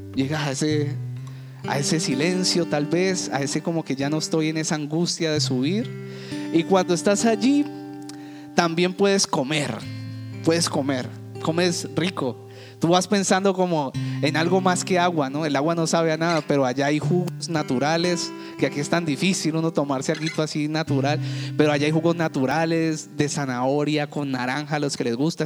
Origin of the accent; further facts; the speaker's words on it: Cali, Valle del Cauca, Colombia; en Cali, en la ciudad que yo me crié, en la ciudad que nací